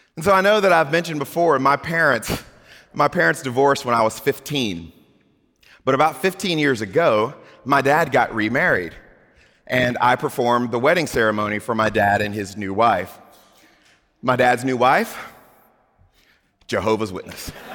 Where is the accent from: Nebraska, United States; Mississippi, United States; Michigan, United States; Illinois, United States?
Mississippi, United States; Gulf Coast of; I grew up on the Gulf Coast of Mississippi